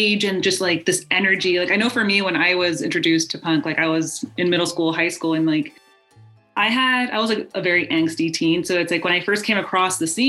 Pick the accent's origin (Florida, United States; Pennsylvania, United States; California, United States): California, United States; Lynwood; I grew up in Southeast LA. Like for me, it's Linwood and like Compton, Southgate, like HP, like those were my stomping grounds